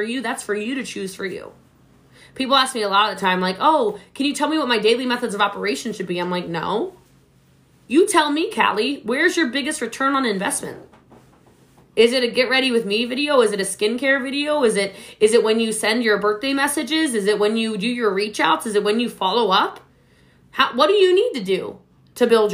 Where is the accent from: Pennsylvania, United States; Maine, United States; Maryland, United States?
Maryland, United States; now in Texas, United States; I'm from Maryland originally. I live in Texas